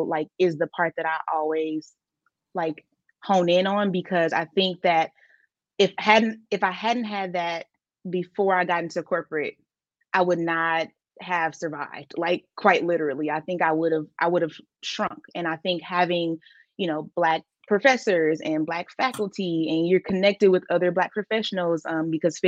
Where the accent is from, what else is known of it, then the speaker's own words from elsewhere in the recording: Milwaukee, Wisconsin, United States; I applied to every school outside of Milwaukee